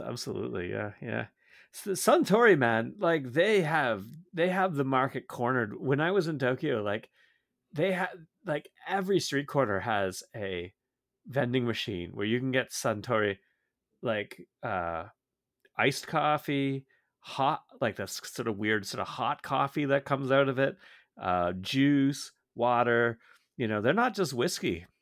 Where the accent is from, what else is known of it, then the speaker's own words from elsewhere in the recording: Georgetown, Ontario, Canada; when I was growing, growing up in Georgetown